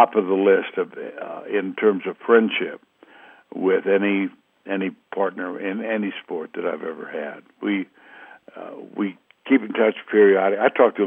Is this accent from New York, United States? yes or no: no; Austin, Texas, United States; moved away as an adult; also born or lived in Dallas, Texas; now in Steamboat Springs, United States; I grew up in Austin, Texas